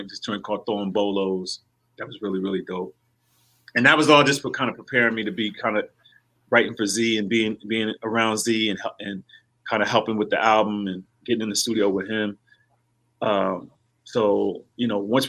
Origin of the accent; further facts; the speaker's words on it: Hightstown, New Jersey, United States; moved away as an adult; also born or lived in Houston; I'm from a little town in Jersey called Hikestown.